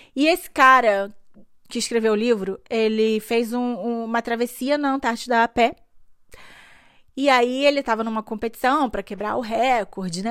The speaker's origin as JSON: {"language": "Portuguese", "country": "Brazil", "tie": "born or raised there", "moved": "yes", "lives_now": "Germany", "said": "eu nasci no Brasil"}